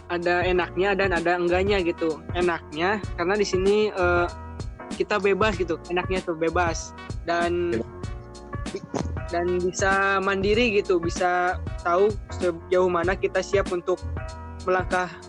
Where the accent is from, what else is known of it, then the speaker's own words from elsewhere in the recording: West Java, Indonesia; accent: Sundanese; Indonesian is a second language; masih logat Sunda gitu.